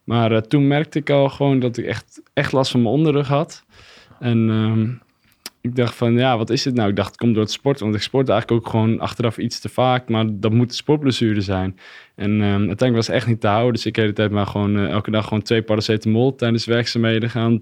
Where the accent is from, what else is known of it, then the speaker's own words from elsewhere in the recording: Katlijk, Friesland, Netherlands; Ik kom uit Katlijk. Dat is een klein dorpje in de buurt van uh, Heerenveen